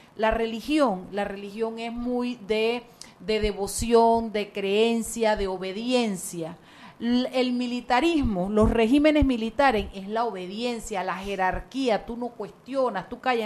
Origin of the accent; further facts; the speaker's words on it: Chiriquí, Panama; Chiriquí, mi tierra querida.